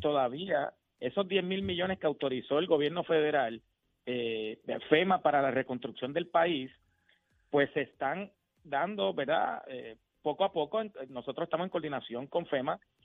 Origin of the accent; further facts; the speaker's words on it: Puerto Rico; como puertorriqueños